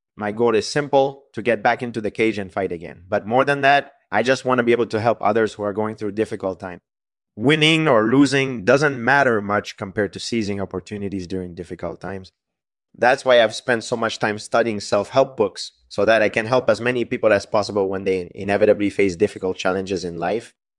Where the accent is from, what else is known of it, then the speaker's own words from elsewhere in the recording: Montreal, Quebec, Canada; I'm from Montreal, and I grew up there.